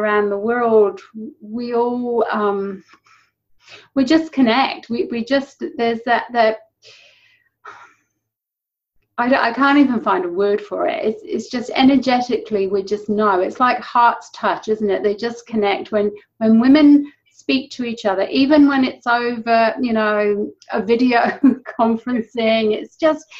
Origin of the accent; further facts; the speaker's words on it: England, United Kingdom; moved away as an adult; now in New Zealand; I'm not originally a Kiwi. I'm originally from England. And I've lived in New Zealand for 11 years now.